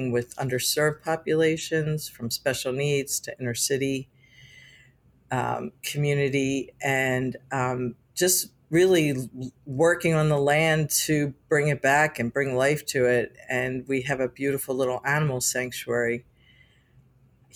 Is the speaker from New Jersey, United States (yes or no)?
yes; Atlantic City, New Jersey, United States; I was born and raised in Atlantic City